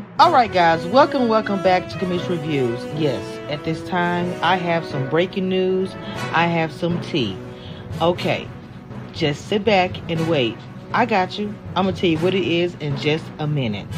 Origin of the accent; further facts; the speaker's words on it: Natchitoches, Louisiana, United States; Y'all know I'm from Louisiana, but I'm from a small town called Natchitoches by Shreveport.